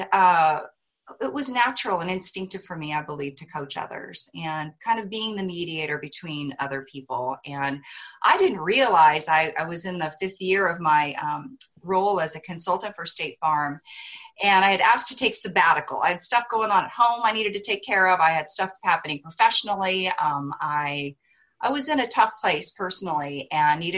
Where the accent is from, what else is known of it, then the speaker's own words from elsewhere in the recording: Missoula, Montana, United States; moved away as an adult; also born or lived in Austin, Texas; I grew up in Missoula, Montana, had barely left my region, you know, of the country